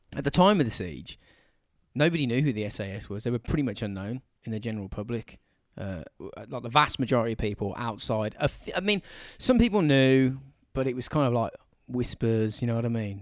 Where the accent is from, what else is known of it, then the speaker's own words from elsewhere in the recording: England, United Kingdom; we're English